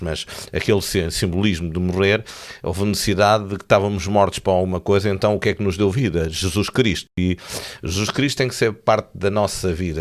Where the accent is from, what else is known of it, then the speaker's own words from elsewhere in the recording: Tomar, Centro, Portugal; moved away as an adult; also born or lived in Feijó; now in Lisbon, Portugal; Eu nasci em Tomar